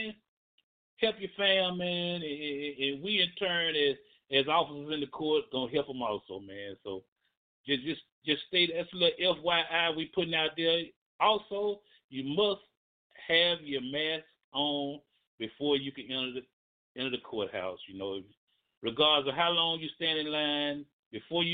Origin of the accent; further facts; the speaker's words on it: Birmingham, Alabama, United States; I grew up in Kingston, Alabama